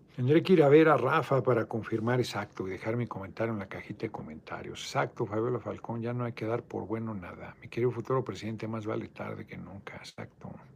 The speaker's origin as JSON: {"language": "Spanish", "region": "Mexico City", "country": "Mexico", "said": "soy, soy de Iztapalapa"}